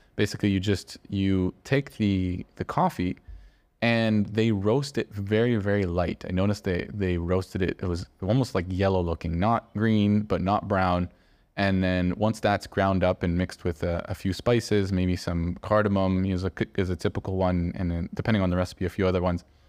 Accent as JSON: {"language": "English", "country": "Canada", "tie": "born or raised there", "moved": "yes", "lives_now": "Barcelona, Spain", "said": "growing up in Canada"}